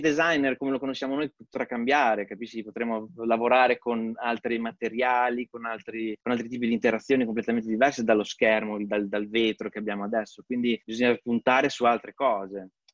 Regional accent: Pieve di Cento, Emilia-Romagna, Italy; moved away as an adult; also born or lived in London / New York / California; now in Zurich, Switzerland; vengo da Pieve di Cento, in provincia di Bologna

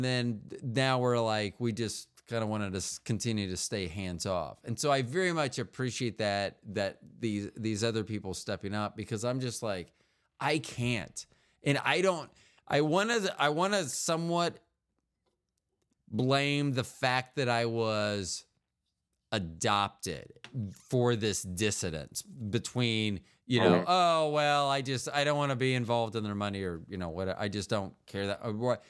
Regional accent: St. Petersburg, Florida, United States; born there; In 2005, I went down and petitioned Pinellas County. I was born in St. Petersburg.

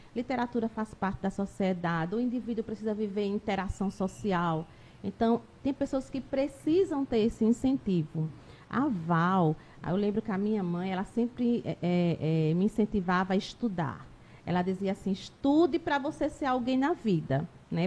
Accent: Taquarana, Alagoas, Brazil; now in Arapiraca, Brazil; eu não sou de Arapiraca, sou de uma outra, outra cidade aqui próxima, Taquarana, nasci lá, depois eu vim morar aqui

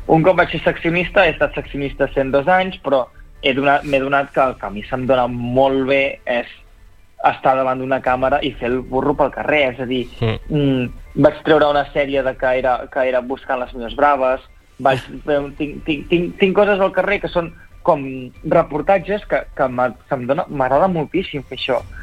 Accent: Catalonia, Spain; jo com a xinès-català

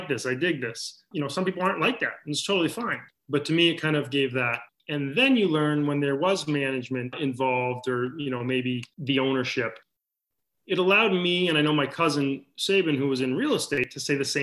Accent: Maine, United States; moved away; when we were growing up in Maine

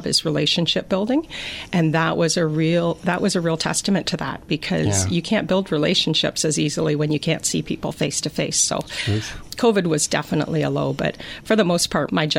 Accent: Drayton, Ontario, Canada; I call myself a lifer. I moved there

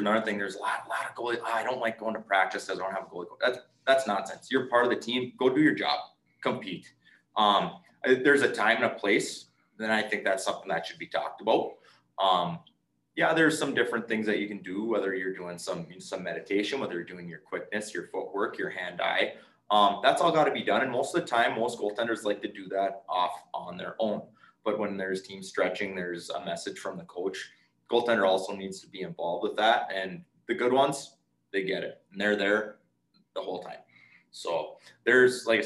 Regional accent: Nashwauk, Minnesota, United States; we were more of a gym family growing up in Nashua

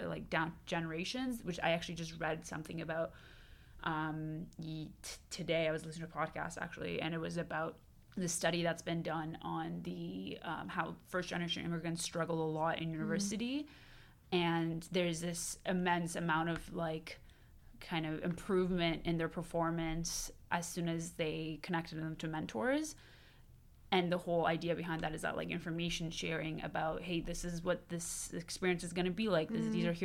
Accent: Toronto, Ontario, Canada; also born or lived in Iran; came to Canada from Iran when I was 9 with my family, and I lived in North York until I went to university for my undergrad

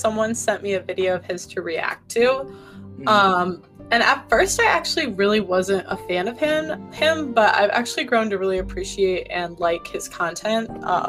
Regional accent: Illinois, United States; The Chicago suburbs.

